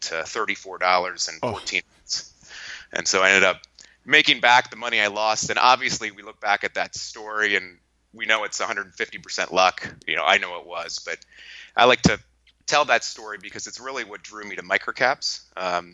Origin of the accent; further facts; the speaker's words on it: Lancaster, Pennsylvania, United States; I'm from Lancaster, Pennsylvania